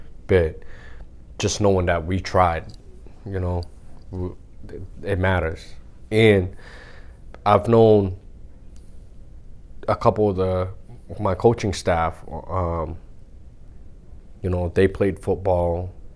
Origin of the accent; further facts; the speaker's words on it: Lynn, Massachusetts, United States; growing up in Lynn, there's a bunch of schools in Lynn